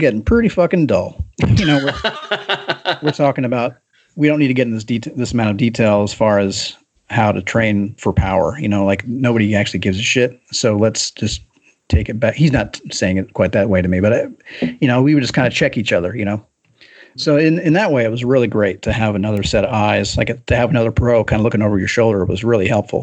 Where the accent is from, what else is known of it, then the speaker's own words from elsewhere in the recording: Kentucky, United States; moved away; I grew up in Kentucky